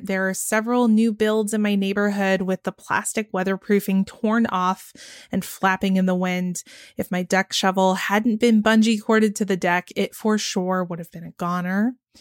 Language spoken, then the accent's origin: English; Dallas-Fort Worth area, Texas, United States; I grew up in the Dallas-Fort Worth area in Texas